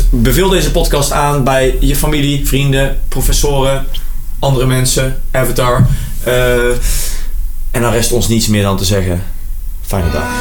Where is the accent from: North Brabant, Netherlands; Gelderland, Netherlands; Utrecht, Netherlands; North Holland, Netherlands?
North Brabant, Netherlands; Geldrop; Ik kom uit Gelderop.